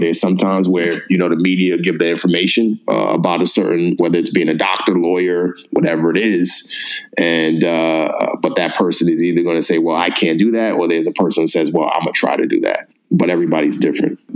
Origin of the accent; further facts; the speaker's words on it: New York City, New York, United States; I grew up in the Bronx